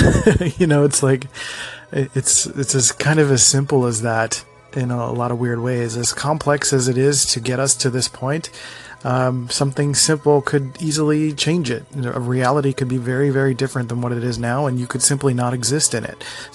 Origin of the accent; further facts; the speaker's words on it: Philadelphia, Pennsylvania, United States; I'm from Philly, the city of brotherly love